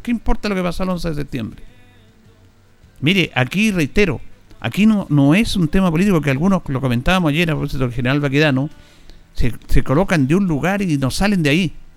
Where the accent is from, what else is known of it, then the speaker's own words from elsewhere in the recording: Chile; Somos todos chilenos